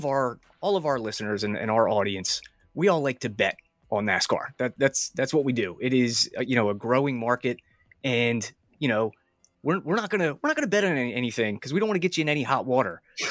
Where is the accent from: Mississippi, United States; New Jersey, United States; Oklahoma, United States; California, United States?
New Jersey, United States; we're both from New Jersey, and we're actually 20 minutes away from your hometown of Swedesboro.